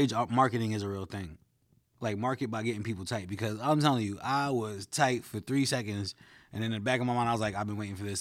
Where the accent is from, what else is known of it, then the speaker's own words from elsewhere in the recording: New York City, New York, United States; Growing up a Flatbush, my Jamaican barber told me